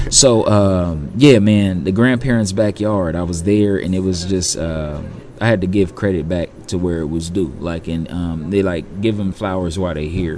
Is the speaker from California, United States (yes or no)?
yes; California, United States; moved away; I'm from California